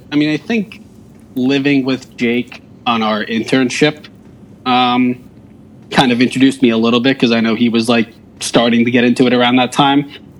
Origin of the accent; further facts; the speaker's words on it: New Jersey, United States; moved away as an adult; also born or lived in Pittsburgh, Pennsylvania; now in Albany, United States; I grew up outside of, you know, I grew up in Jersey, like just pretty not too far outside of New York, and then Pittsburgh for 5 years.